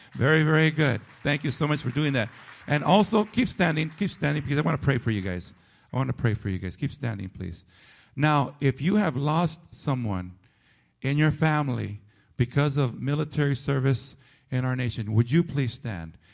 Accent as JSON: {"language": "English", "country": "United States", "said": "as American citizens and as residents of this great nation"}